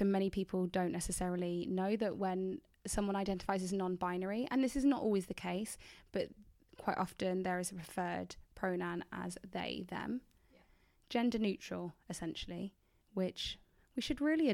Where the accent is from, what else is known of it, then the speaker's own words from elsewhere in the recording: England, United Kingdom; I'm from England.